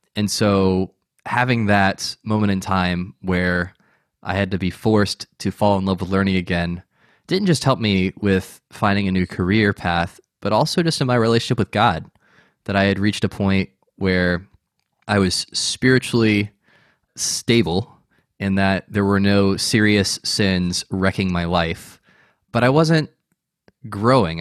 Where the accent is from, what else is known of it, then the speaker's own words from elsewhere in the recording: United States; as an American